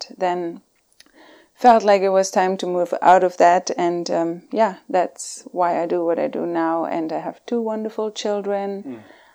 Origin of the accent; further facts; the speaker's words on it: Germany; moved away as an adult; now in California, United States; And I grew up in Germany. I was born in Germany. Now I made it to California somehow. And lived in Germany for the first 30 years